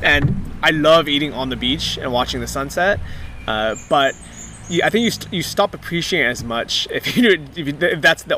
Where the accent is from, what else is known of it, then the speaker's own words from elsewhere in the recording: Fort Wayne, Indiana, United States; It's completely different than growing up in Fort Wayne, Indiana, or in the city.